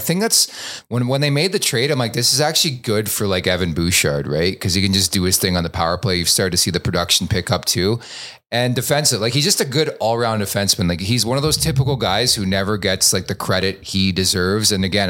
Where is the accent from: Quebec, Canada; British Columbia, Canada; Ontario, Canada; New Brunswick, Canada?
Quebec, Canada; I'm from Quebec.